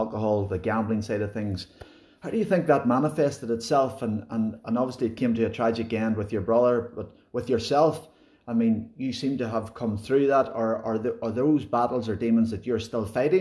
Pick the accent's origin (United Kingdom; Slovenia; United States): United Kingdom; Cookstown, Northern Ireland; I was born in 77, and I grew up in Cookstown in the 80s